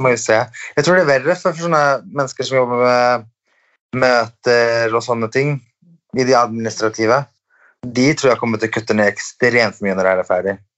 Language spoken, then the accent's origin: Norwegian; Sweden; now in Norway; jeg er svensk